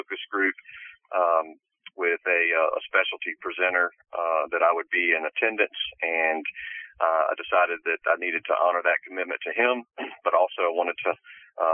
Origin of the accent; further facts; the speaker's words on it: Mobile, Alabama, United States; also born or lived in Birmingham, Alabama; born and raised in Mobile